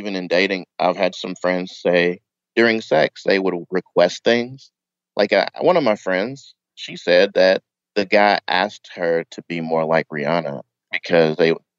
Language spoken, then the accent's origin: English; Knoxville, Tennessee, United States; moved away as an adult; now in Kanagawa, Japan; I'm from Tennessee, Knoxville.